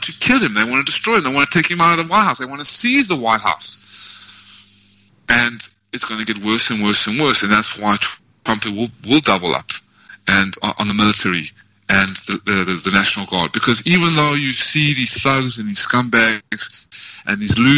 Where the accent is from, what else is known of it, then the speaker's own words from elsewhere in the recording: South Africa; now in United States; I always will have that birth of South Africa